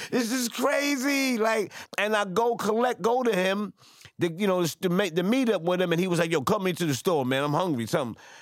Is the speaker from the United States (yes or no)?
yes; New York City, New York, United States; I'm from Franklin, I'm from Crown Heights